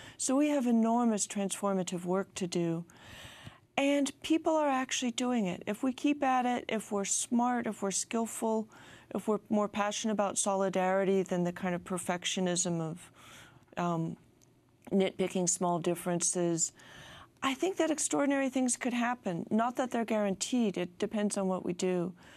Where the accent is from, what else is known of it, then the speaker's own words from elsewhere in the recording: California, United States; speaking as a Californian